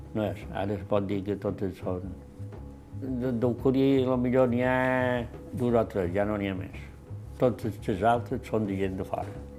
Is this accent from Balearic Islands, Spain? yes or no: yes; Alcúdia, Balearic Islands, Spain; Jo són nascut aquí a Benesport, en el carrer d'Espins